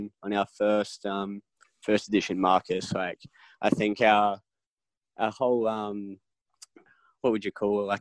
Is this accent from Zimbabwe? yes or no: no; Adelaide, South Australia, Australia; also born or lived in London, United Kingdom; now in Melbourne, Australia; I was into like Aussie hip hop as a young one when I was like 12, 13, growing up in Adelaide, and then like moved to London